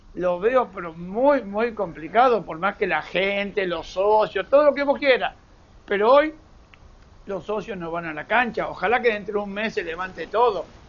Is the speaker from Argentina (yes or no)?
yes; Argentina; como decimos nosotros, jugando al truco en la Argentina